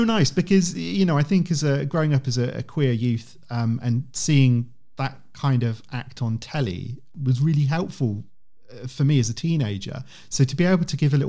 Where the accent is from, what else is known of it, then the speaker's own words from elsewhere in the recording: United Kingdom; as a Brit